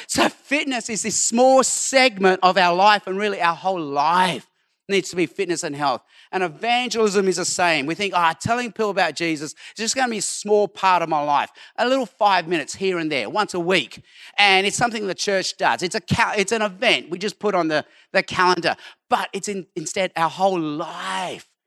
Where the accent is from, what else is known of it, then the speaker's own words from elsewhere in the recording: Sydney, New South Wales, Australia; also born or lived in Hong Kong; I was born in Hong Kong, but grew up in Australia